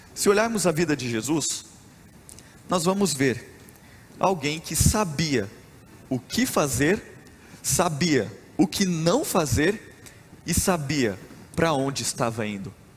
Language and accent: Portuguese; Rondonópolis, Mato Grosso, Brazil; Eu sou mato-grossense, eu nasci em Rondonópolis, no Mato Grosso